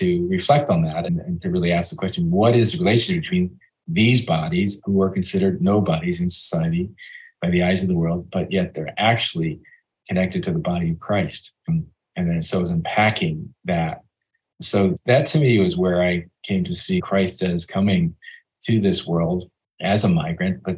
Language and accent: English; United States; as an American